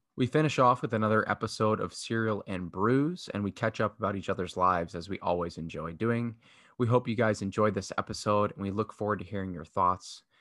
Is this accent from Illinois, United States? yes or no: yes; Chicago, Illinois, United States; My hometown, Chicago